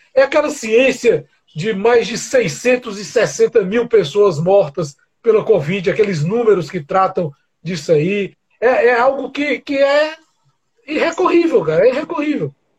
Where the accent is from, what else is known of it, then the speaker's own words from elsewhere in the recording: Brazil; para nós que somos brasileiros